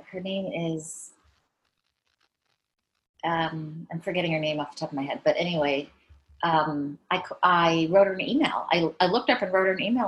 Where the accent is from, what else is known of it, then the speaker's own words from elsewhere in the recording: Maine, United States; also born or lived in San Francisco Bay Area; now in Paris, France; I'm from Maine. I grew up in Maine